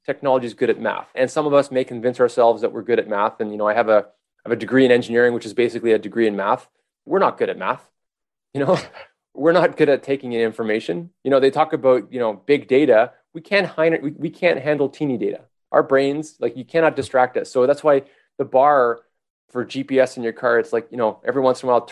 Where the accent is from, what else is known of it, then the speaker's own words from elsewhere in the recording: Montreal, Quebec, Canada; I'm from Montreal